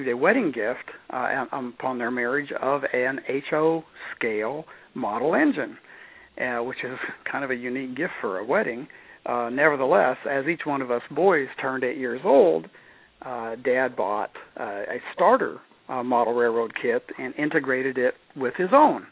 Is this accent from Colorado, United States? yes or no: no; Kansas, United States; moved away; also born or lived in Norway / Egypt; I grew up in several small towns in Kansas, agriculture communities, all very small